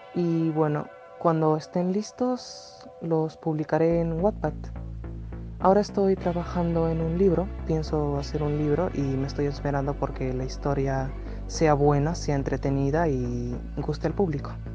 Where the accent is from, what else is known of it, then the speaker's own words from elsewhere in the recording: Peru; Tengo 14 años, soy de Perú